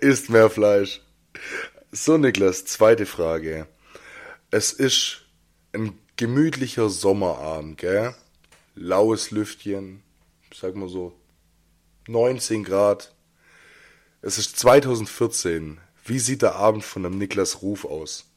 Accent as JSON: {"language": "German", "town": "Jungingen", "region": "Baden-Württemberg", "country": "Germany", "tie": "born or raised there", "said": "Als ich 14, 15 war, habe ich angefangen, bei uns in Jungingen ins Jugendzentrum zu gehen."}